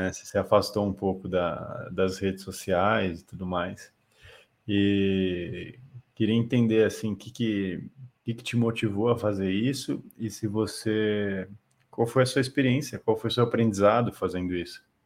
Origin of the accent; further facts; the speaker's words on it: Itu, São Paulo, Brazil; moved away as an adult; now in São Paulo, Brazil; eu sou de Itu, interior de São Paulo